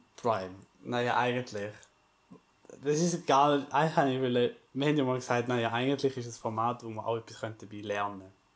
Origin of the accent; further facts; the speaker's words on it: Switzerland; haben wir als Schweizer äh, Village Suisse äh, präsentiert. Ja. Normale Schweizer, Schweizer Dorf, wie man so lebt bei uns